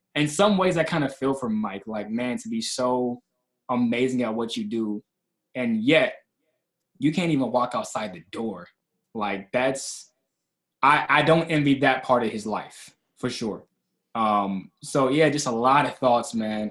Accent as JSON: {"language": "English", "town": "Kalamazoo", "region": "Michigan", "country": "United States", "said": "I'm from Kalamazoo, Michigan. Um, and I was raised in a single parent household"}